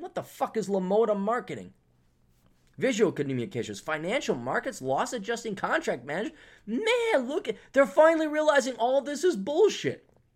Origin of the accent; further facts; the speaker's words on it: United States; as an American